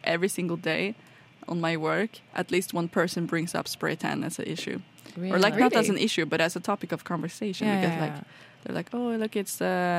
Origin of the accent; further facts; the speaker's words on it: Trondheim, Trøndelag, Norway; Well, I'm from Trondheim, so it's kind of just a little smaller than Oslo, but it's still kind of a city in that regard.